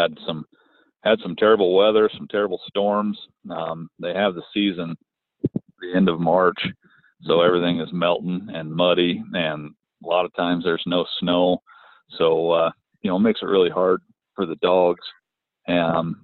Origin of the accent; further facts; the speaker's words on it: Chadron, Nebraska, United States; I grew up in Chadron